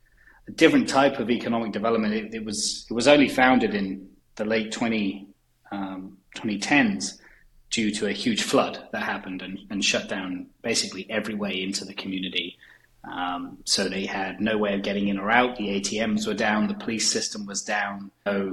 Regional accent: about an hour southwest of London, South East England, United Kingdom; moved away as an adult; now in Sauk County, Wisconsin, United States; So originally I'm from England. So about an hour southwest of London. Is where I grew up and spent the first 25 years of my life.

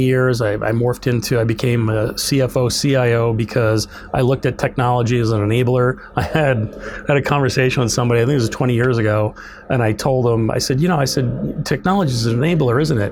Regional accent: New York, United States; also born or lived in the South (school); now in Minnesota, United States; I'm from New York originally.

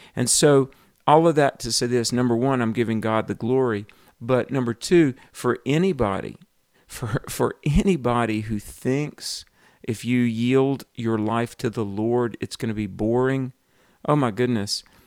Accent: the Bible Belt, United States; I grew up in the Bible Belt

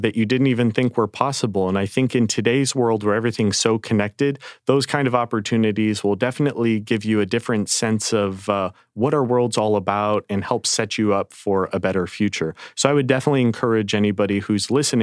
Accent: a small town in the Midwest, United States; moved away; I grew up in a town of maybe 5,000-6,000 people

